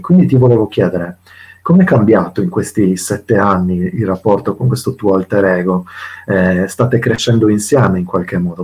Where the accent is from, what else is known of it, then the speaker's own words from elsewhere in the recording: Sardinia, Italy; nella mia terra, peraltro in Sardegna